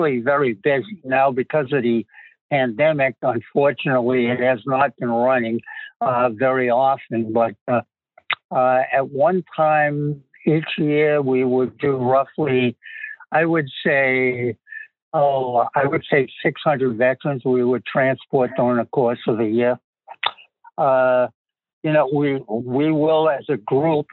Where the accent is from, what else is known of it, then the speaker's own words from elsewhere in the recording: Massachusetts, United States; accent: Massachusetts; also born or lived in Southbridge, Massachusetts; now in Marshfield, United States; You can tell I'm from Massachusetts by my accent